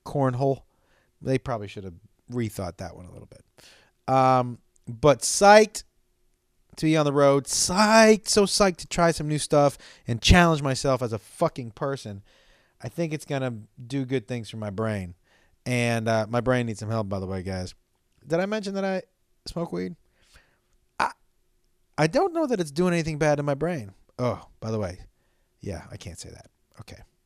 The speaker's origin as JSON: {"language": "English", "town": "Amherst", "region": "Massachusetts", "country": "United States", "tie": "born or raised there", "said": "I was working at a place where I grew up in Amherst, Massachusetts"}